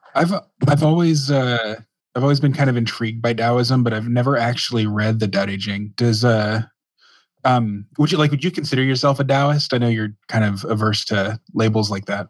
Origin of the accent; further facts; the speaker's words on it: Dallas, Texas, United States; I grew up in Dallas